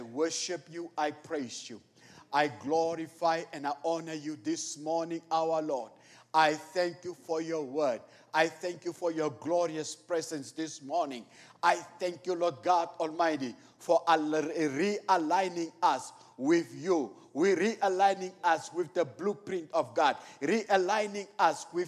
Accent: Namibia; moved away; I'm from Namibia

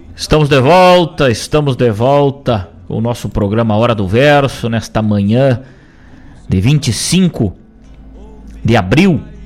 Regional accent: Rosário do Sul, Rio Grande do Sul, Brazil; moved away; Rosário do Sul, fronteira oeste do nosso estado, minha terra natal

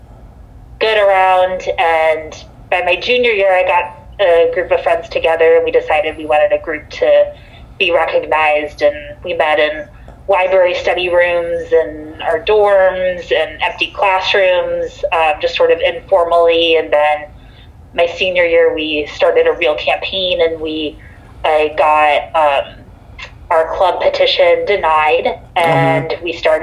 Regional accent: Phoenix, Arizona, United States; moved away as an adult; now in Dover, United States; I grew up in Phoenix, Arizona. I lived there through first 18 years of my life through high school

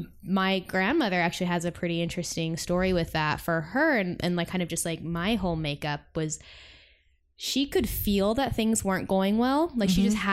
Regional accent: Sacramento, California, United States; I grew up up north in like Sacramento.

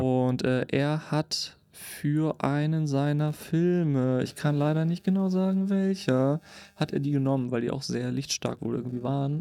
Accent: Cuxhaven, Lower Saxony, Germany; meine Heimatstadt, Cuxhaven

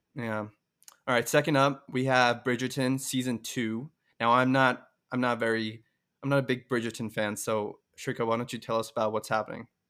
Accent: Seattle, Washington, United States; also born or lived in India; from the Seattle area, but I'm also from India, actually, born there, but mostly grew up here

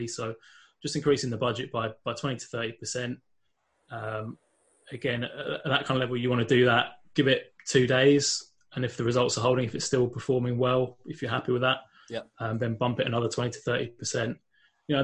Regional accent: London, United Kingdom; moved away as an adult; now in Northern Ireland, United Kingdom; I'm not from Northern Ireland originally. I'm actually from London in England, but I've been living over here for about 8 years now

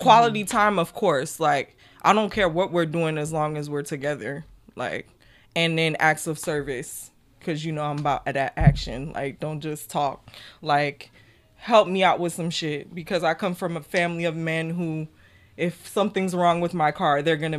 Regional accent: Jamaica; I'm Jamaican. I'm 200% Jamaican.

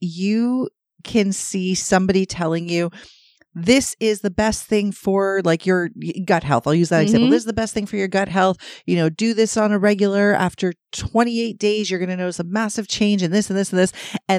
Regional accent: Toronto, Ontario, Canada; But we're from Toronto, so I expect fucking traffic.

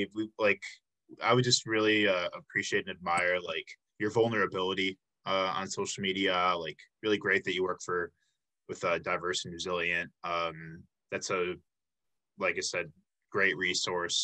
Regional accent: Illinois, United States; I'm from Illinois myself

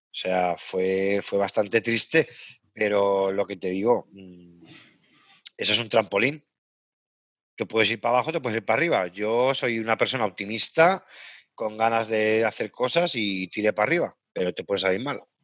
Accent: Caspe, Aragon, Spain; moved away as an adult; also born or lived in Liverpool / Horsham; now in England, United Kingdom; yo estaba trabajando de técnico de turismo en, Caspe, en mi pueblo

